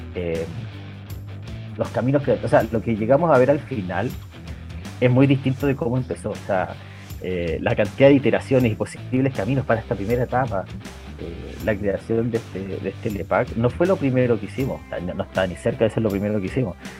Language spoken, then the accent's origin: Spanish; Coyhaique, Aysén, Chile; moved away as an adult; now in Santiago, Chile; yo crecí en Coyhaique, en el sur de Chile